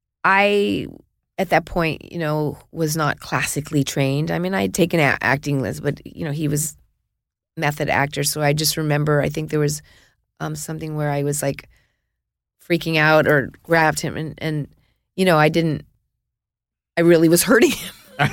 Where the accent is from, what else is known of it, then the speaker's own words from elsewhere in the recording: Hollywood, California, United States; We grew up in Hollywood, really grew up in here.